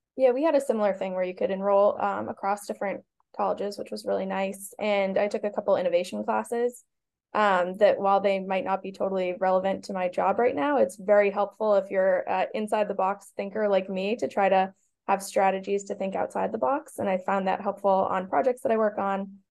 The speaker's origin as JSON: {"language": "English", "town": "Boston", "region": "Massachusetts", "country": "United States", "said": "I am from Boston and knew I wanted to stay because of family"}